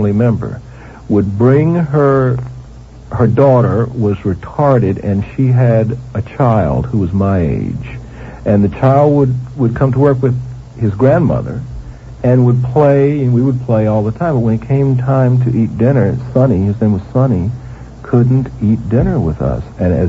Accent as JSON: {"language": "English", "region": "Mississippi", "country": "United States", "tie": "born or raised there", "moved": "yes", "lives_now": "Broward County, United States", "said": "I grew up in Mississippi"}